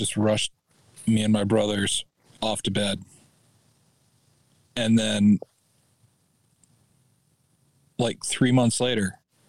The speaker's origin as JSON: {"language": "English", "region": "Missouri", "country": "United States", "said": "We moved out to Oregon from Missouri."}